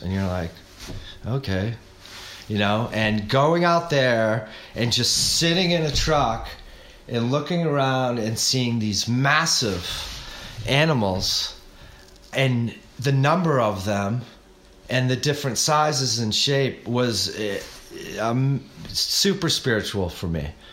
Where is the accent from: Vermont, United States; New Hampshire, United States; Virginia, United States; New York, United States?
New Hampshire, United States; moved away as an adult; also born or lived in Arizona; growing up in New Hampshire